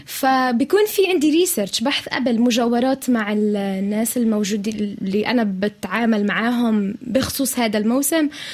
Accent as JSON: {"language": "Arabic", "country": "Palestine", "said": "إحنا كمان بنقدر كفلسطينيين"}